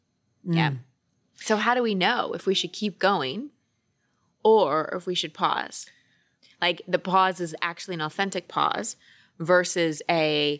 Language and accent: English; United States; No, we Americans were here longer.